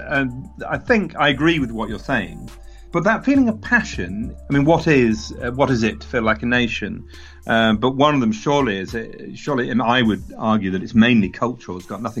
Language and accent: English; England, United Kingdom; this is my feeling as an Englishman.